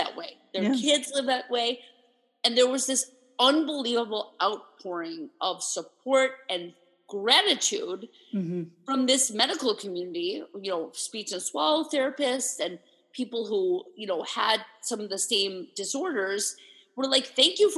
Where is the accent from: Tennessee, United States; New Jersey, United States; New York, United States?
New York, United States; As a New Yorker